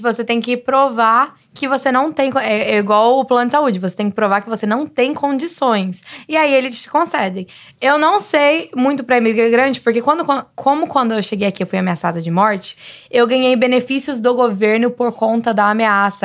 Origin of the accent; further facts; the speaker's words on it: Brazil; also born or lived in San Francisco Bay Area, United States; now in United States; eu sou do Brasil, falo espanhol